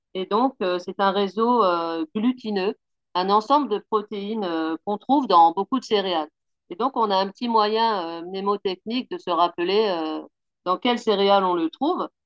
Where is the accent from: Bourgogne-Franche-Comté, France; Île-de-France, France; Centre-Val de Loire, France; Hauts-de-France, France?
Hauts-de-France, France; Picardy; moved away as an adult; now in Pau, France; je suis originaire euh, de Picardie. Ça fait bientôt 8 ans que j'habite à Pau maintenant